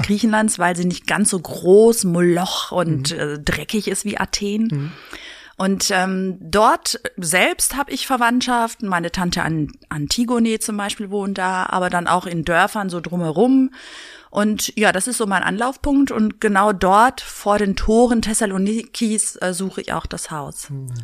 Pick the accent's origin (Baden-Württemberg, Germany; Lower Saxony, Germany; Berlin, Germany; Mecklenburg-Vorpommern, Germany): Berlin, Germany; Berlin ist meine Heimat